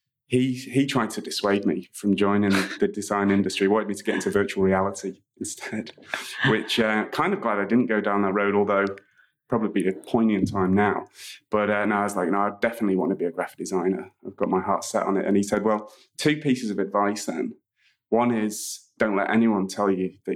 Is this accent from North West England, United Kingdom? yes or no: yes; Manchester, North West England, United Kingdom; So I'm originally from Manchester in the UK. Which is where I grew up from a little kid all the way through to my first job